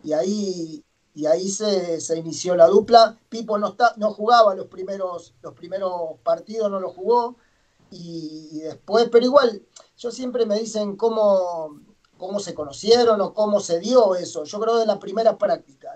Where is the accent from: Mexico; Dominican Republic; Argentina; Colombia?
Argentina; Arocena, Santa Fe; moved away as an adult; also born or lived in Chile; yo soy de Santa Fe, yo soy de un pueblito muy chico de Arocena, se llama, hasta 60 kilómetros de, de Santa Fe